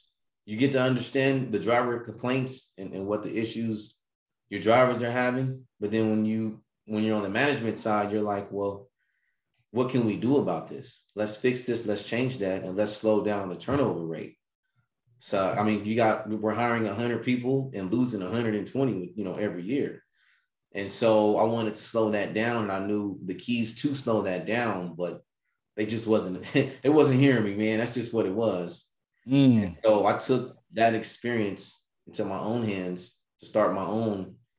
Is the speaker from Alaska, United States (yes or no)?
no; Bakersfield, California, United States; Okay. From Bakersfield, California.